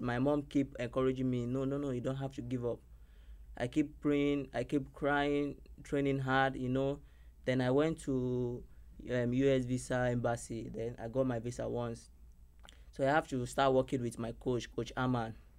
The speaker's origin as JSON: {"language": "English", "region": "Lagos", "country": "Nigeria", "moved": "as an adult", "lives_now": "Miami, United States", "said": "I came all the way from Nigeria, Lagos, Nigeria"}